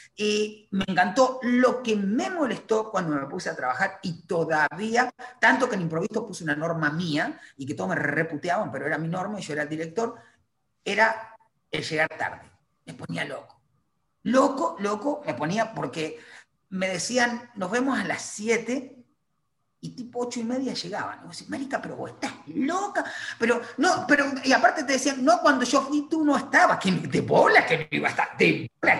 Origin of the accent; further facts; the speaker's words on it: Teolina, Santa Fe, Argentina; moved away as an adult; now in Caracas, Venezuela; yo soy de Teolina, lo que te decía, un pueblo en la provincia de Santa Fe